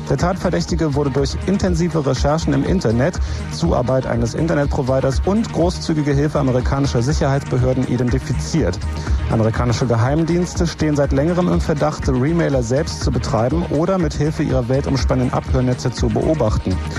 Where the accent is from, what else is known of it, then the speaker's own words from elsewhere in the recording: West Germany, Germany; bei uns im Westen